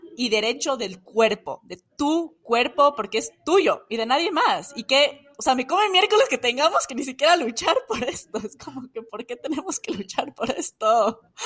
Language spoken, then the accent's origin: Spanish; Ecuador; moved away as an adult; now in United States; en mi país